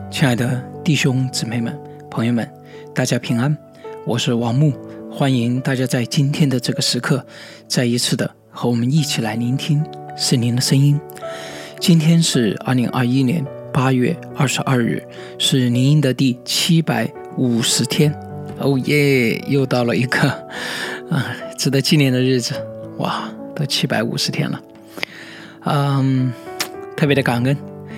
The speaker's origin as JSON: {"language": "Chinese", "country": "China", "said": "我们中国人"}